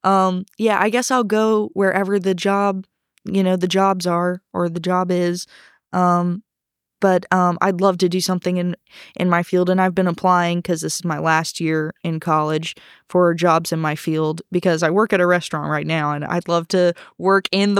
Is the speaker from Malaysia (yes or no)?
no; Hong Kong; Well, I actually grew up overseas. I grew up in Hong Kong for my parents' teaching jobs over there